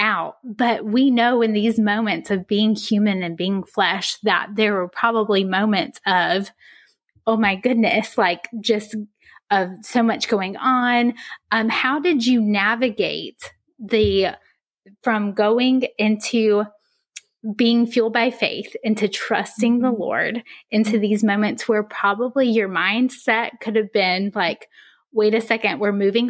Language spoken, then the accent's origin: English; North Carolina, United States; I'm from North Carolina